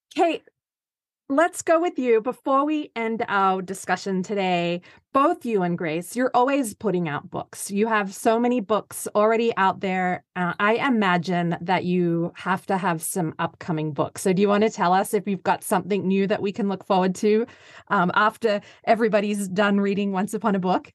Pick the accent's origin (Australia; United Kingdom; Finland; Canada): Australia; I'm Australian